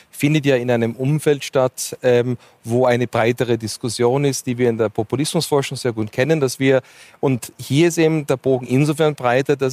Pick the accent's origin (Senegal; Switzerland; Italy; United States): United States; Wir sehen das, also in meiner Heimat in den USA sehen das sehr schön